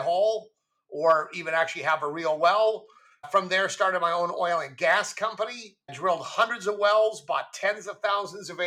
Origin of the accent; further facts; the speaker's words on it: Goleta, California, United States; I grew up in Goleta, which is just north of Santa Barbara